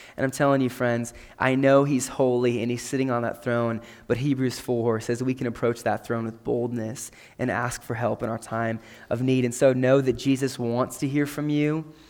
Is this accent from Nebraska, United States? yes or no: yes; McCook, Nebraska, United States; I grew up in McCook, Nebraska